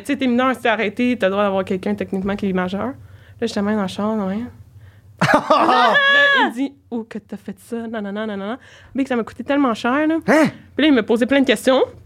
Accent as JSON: {"language": "French", "town": "Saint-Jérôme", "region": "Quebec", "country": "Canada", "said": "je viens de Saint-Jérôme"}